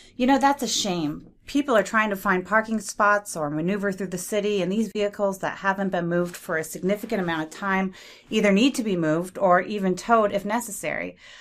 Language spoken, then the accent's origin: English; San Francisco Bay Area, East Bay, California, United States; moved away; I grew up in the San Francisco Bay Area in the East Bay